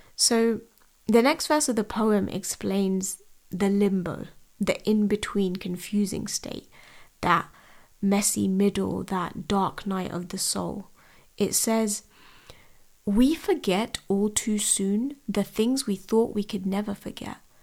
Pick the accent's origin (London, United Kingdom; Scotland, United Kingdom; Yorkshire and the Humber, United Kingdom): London, United Kingdom; I was born and raised in London.